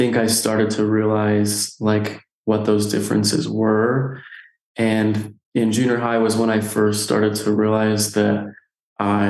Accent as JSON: {"language": "English", "town": "Nephi", "region": "Utah", "country": "United States", "tie": "born or raised there", "said": "Growing up, I grew up here in Nephi, Utah, so small town"}